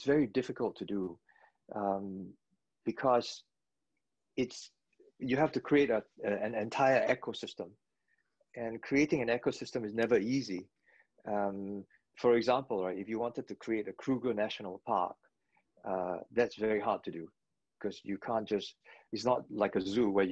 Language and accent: English; Singapore; moved away as an adult; also born or lived in London / New York; I chose Singapore. I'm a Singaporean